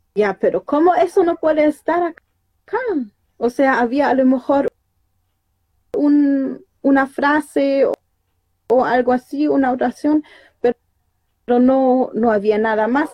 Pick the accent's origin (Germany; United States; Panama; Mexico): Germany; moved away as an adult; also born or lived in Panguipulli, Chile; me llevaron para allá y allá crecí toda mi vida, hasta algunos años atrás.